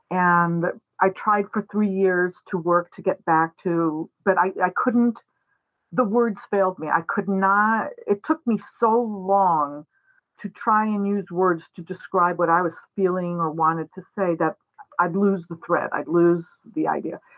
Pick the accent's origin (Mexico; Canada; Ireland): Mexico; Mexico City; also born or lived in New York, United States; I was born in New York. Uh, when I was three years old, my family moved to Mexico, where I grew up. I grew up in Mexico City, so I consider myself completely bilingual, bi- bicultural, all of those things. I am not technically Mexican